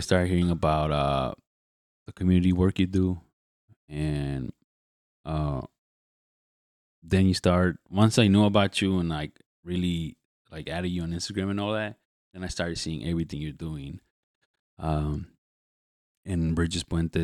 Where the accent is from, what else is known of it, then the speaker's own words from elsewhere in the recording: Chicago, Illinois, United States; I grew up in the Back of the Yards.